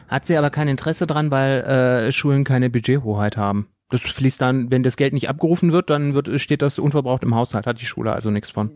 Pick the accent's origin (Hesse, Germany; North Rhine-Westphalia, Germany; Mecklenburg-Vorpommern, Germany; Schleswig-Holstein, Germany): North Rhine-Westphalia, Germany; moved away; ich komme aus NRW, da sind äh, Gesamtschulen nicht so selten